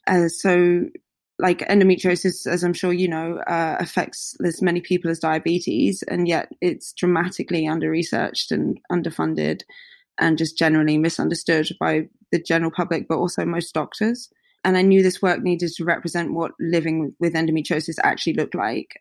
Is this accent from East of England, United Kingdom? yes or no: yes; Hertfordshire, East of England, United Kingdom; I grew up just outside of London uh, in Hertfordshire